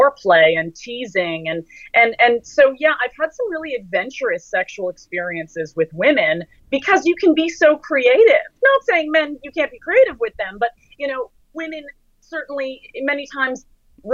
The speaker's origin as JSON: {"language": "English", "town": "Toronto", "region": "Ontario", "country": "Canada", "tie": "born or raised there", "said": "my hometown, Toronto"}